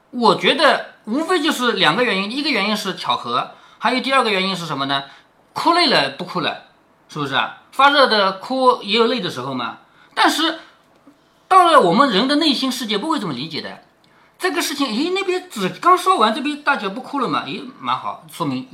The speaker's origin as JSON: {"language": "Chinese", "country": "China", "said": "我们中国人是，我昨天做错了事怎么办？我偷偷摸摸去烧点香"}